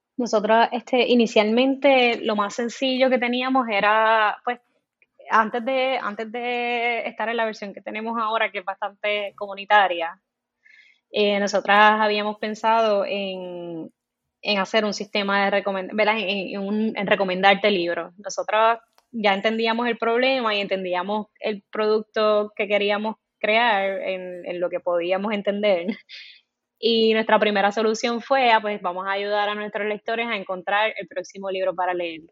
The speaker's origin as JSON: {"language": "Spanish", "town": "Comerío", "country": "Puerto Rico", "tie": "born or raised there", "said": "Soy de Comerío, crecí en Comerío, Puerto Rico"}